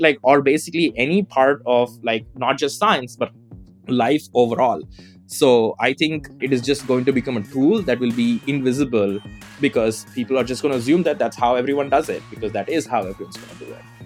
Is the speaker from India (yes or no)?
yes; southern India, India; moved away as an adult; now in Berkeley, United States; I currently live in Berkeley, but I was, you know, I was born in Southern India, to, you know, in a non-upper caste Tamil family